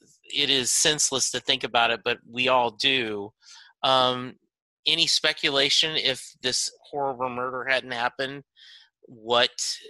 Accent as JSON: {"language": "English", "town": "Lake Charles", "region": "Louisiana", "country": "United States", "tie": "born or raised there", "also_born_or_lived": "Dallas", "said": "But I grew up in Louisiana, Lake Charles, so I'm 3 hours away from you."}